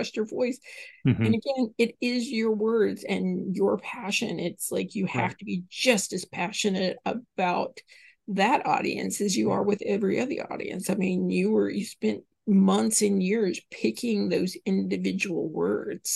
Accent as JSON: {"language": "English", "region": "Southern", "country": "United States", "accent": "Southern", "said": "my Southern accent"}